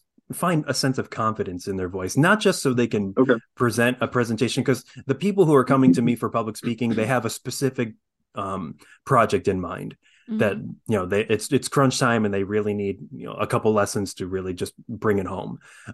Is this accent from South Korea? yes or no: yes; South Korea; born there; With an Irish last name. I'm adopted from South Korea.